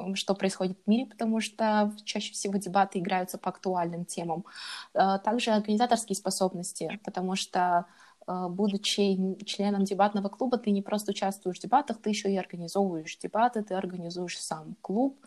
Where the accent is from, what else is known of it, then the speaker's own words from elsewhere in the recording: Kazakhstan; moved away as an adult; also born or lived in Japan; now in Germany; я из Казахстана.